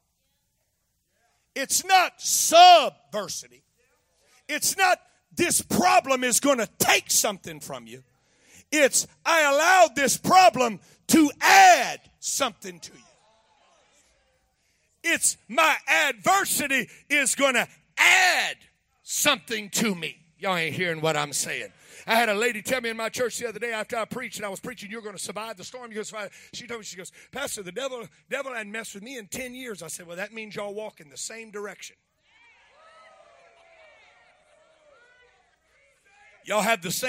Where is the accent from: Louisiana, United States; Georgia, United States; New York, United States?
Louisiana, United States; I'm from Louisiana.